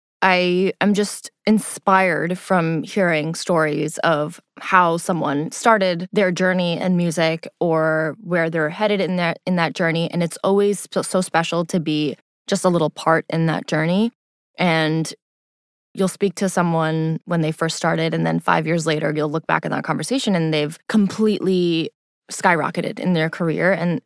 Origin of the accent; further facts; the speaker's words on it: Pakistan; Especially being Pakistani, as anyone who knows who's listening to this, who's Asian, Pakistani, of any culture, really, food is how we come together.